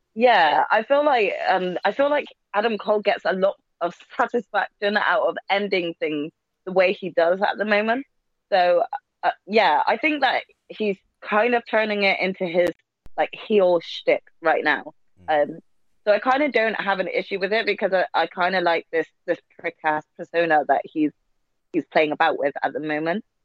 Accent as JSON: {"language": "English", "country": "United Kingdom", "said": "us Brits"}